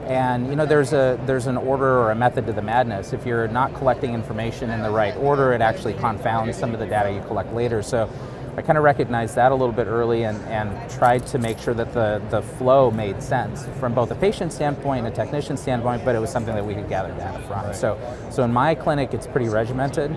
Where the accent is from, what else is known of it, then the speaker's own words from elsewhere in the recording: Wyoming, United States; moved away as an adult; also born or lived in Upper Michigan / Grand Forks, North Dakota / Southern California; was born in Upper Michigan, but raised in Wyoming, um, state of Wyoming